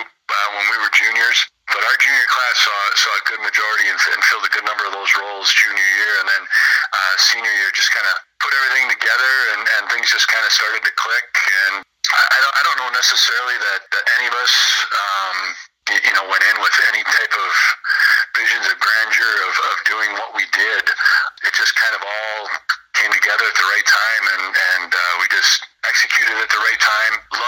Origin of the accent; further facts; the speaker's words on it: Peru, Illinois, United States; I was from Peru Catholic. I was really the only one from my grade school that was coming